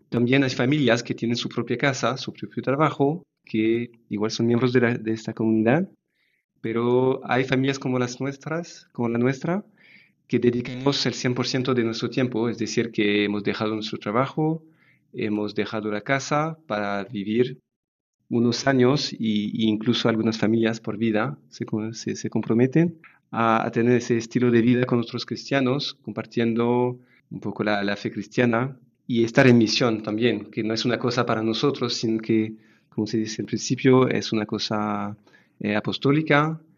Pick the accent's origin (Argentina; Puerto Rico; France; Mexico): France; Spanish is a second language; moved away as an adult; now in Zaragoza, Spain; Somos una familia francesa